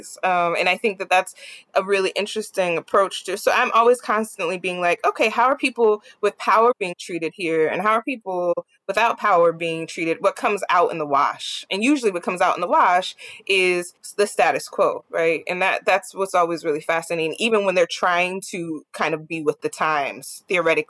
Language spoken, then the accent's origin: English; New Jersey, United States; I'm from Jersey